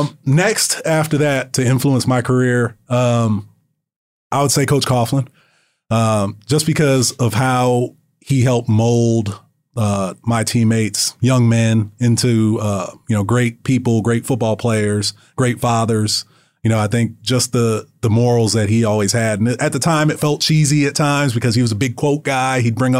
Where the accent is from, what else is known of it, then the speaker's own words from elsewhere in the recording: Florida, United States; And the reason why is because I grew up in South Florida and Super Bowl 23 was in Miami.